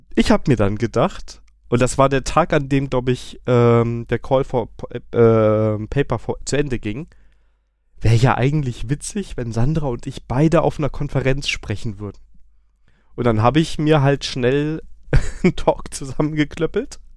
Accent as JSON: {"language": "German", "town": "Koblenz", "region": "Rhineland-Palatinate", "country": "Germany", "moved": "yes", "said": "Ich komme ja eigentlich aus Koblenz"}